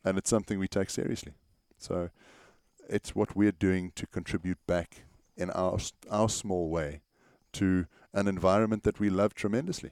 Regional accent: South Africa; As South African artists

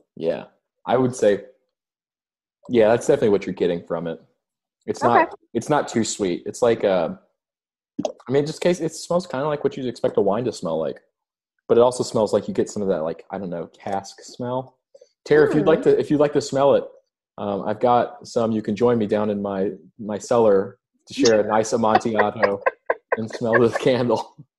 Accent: Kentucky, United States; my hometown in Kentucky

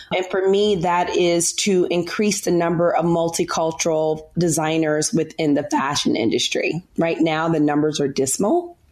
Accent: Memphis, Tennessee, United States; moved away as an adult; now in New York City, United States; I'm a Southern girl. I'm from Memphis, Tennessee. Um, live in New York now

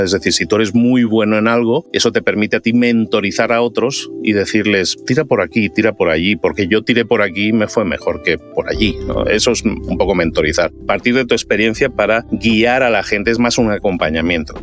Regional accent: Barcelona, Catalonia, Spain; moved away as an adult; now in Mexico; soy de Barcelona, pero me fui a vivir a México hace ya 18 años.

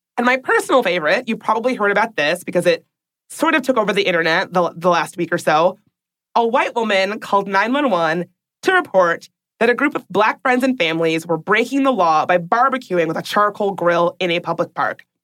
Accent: Washington, District of Columbia, United States; my hometown of Washington, D.C.

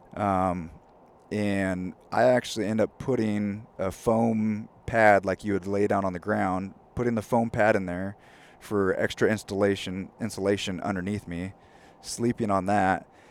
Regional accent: California, United States; now in Spokane, United States; growing up in California, it's definitely not as rainy. It's definitely not as cold. Um, so moving to Spokane

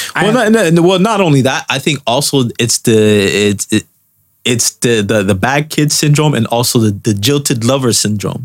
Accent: Canada; us as Canadian citizens

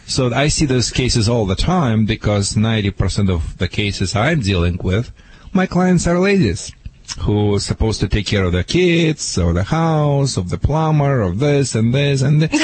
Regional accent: Michigan, United States; now in California, United States; See, I'm from Michigan, as you know.

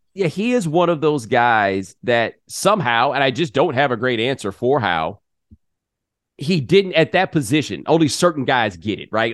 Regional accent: the South, United States; I'm from the South

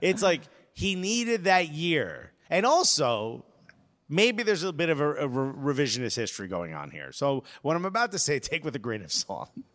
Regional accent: United States; us as American fans

